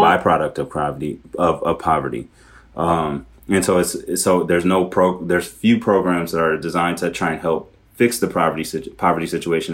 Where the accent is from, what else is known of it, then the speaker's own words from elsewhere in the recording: Milwaukee, Wisconsin, United States; moved away as an adult; also born or lived in Wauwatosa; now in Minneapolis, United States; I grew up in the city of Milwaukee, but I went to high school in the suburbs, uh, in a city called Wauwatosa